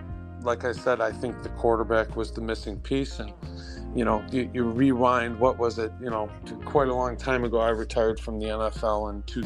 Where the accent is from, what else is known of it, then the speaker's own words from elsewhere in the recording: Detroit, Michigan, United States; I'm from the Detroit area